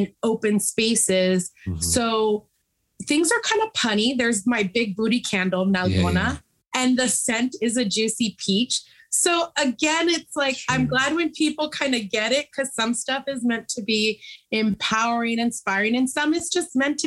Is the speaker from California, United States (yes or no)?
yes; San Francisco, California, United States; I was born and raised in San Francisco.